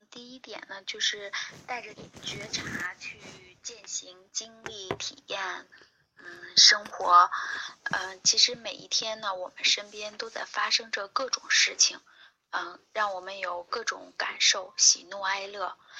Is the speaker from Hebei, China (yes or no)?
yes; Hebei, China; 我是河北人，我出生在一个农村，然后呢，我是中专毕业，毕业了之后，呃，我当时学的专业是医学，我学的是病理专业